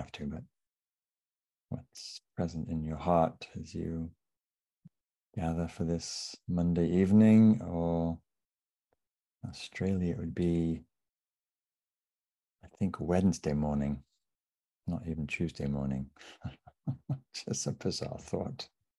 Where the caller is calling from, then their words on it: Sausalito, California, United States; So I'm calling in from Sausalito, which is just north of San Francisco on coastal Miwok land.